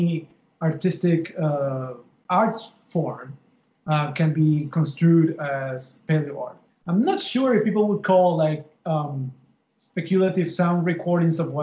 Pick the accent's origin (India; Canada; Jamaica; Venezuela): Venezuela; now in Miami, United States; I am from Venezuela, but I live in Miami, Florida.